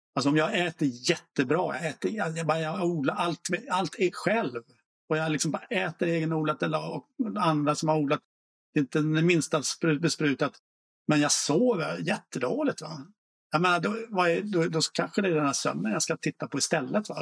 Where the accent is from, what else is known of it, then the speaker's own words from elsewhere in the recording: Småland, Sweden; jag är själv från Småland